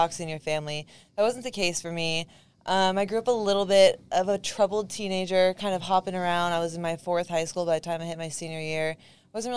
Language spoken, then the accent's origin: English; Los Angeles, California, United States; I grew up in the San Fernando Valley of California, so Woodland Hills.